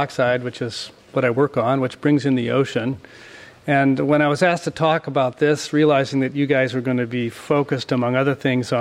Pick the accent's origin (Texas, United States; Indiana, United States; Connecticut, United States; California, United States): California, United States; San Diego; I was born in La Jolla in the late 1950s